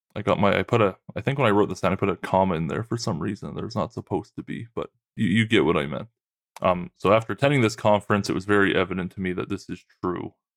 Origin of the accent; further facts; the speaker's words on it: Trenton, Nova Scotia, Canada; where I grew up in Trenton, Nova Scotia